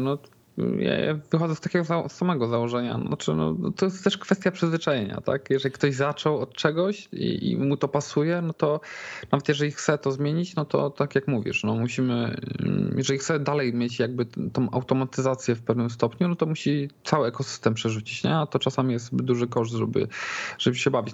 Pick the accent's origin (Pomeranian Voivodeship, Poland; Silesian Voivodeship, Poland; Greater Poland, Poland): Greater Poland, Poland; Poznań; jestem akurat z Poznania